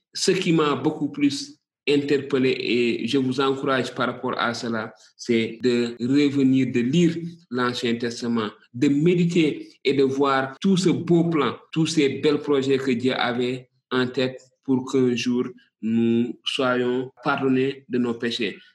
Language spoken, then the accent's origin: French; Senegal; ici chez nous au Sénégal